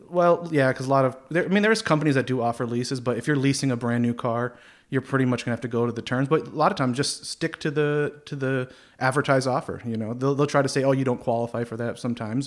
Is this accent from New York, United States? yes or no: yes; Plattsburgh, New York, United States; also born or lived in Orlando, Florida; born and raised in Plattsburgh here